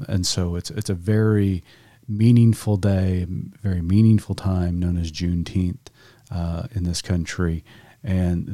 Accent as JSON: {"language": "English", "region": "Oklahoma", "country": "United States", "tie": "born or raised there", "said": "I grew up in Oklahoma public schools all of my life, K through 12."}